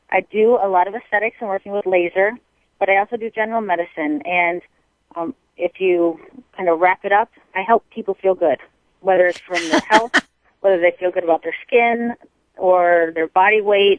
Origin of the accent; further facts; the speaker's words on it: Michigan, United States; moved away as an adult; also born or lived in Texas; now in Arizona, United States; I was born and raised in Michigan